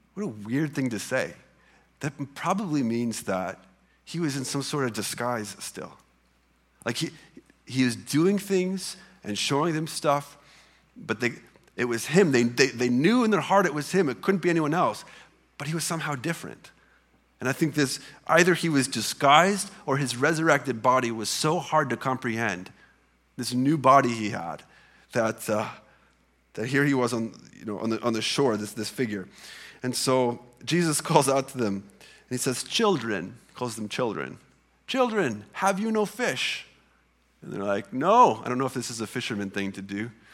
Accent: Illinois side, United States; moved away as an adult; I grew up on the Illinois side of the Mississippi River.

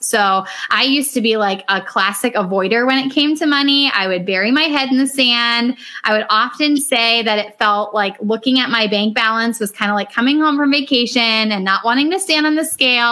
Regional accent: Northeast Ohio, United States; I'm from Northeast Ohio, so quite a ways away from Phoenix.

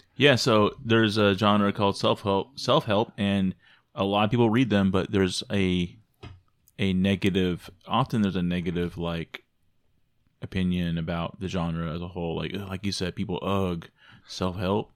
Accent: Arizona, United States; also born or lived in Michigan; I came from Arizona, that I lived in Arizona

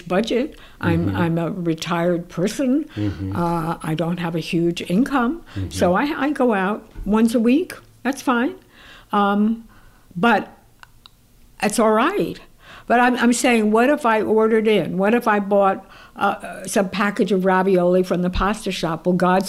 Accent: New York, United States; also born or lived in Italy; I'm a New Yorker.

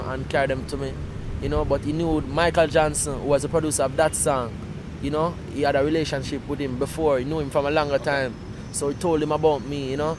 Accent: Clarendon, Jamaica; also born or lived in Kingston, Jamaica / Portmore, St. Catherine, Jamaica; at the age of five, I went to the country, a place named Clarendon, where my mother and father lived there, you know. So go there. I know I was grow like a country boy

